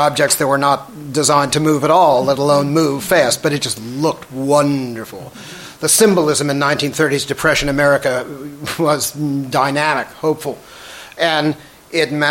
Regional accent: Washington, District of Columbia, United States; I grew up in Washington, D.C., and in my early 20s, I began to look at my own city with, you know, different eyes

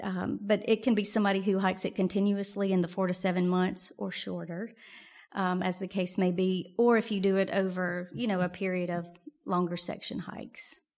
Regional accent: Mississippi, United States; moved away as an adult; also born or lived in Wyoming; I'm originally from Mississippi

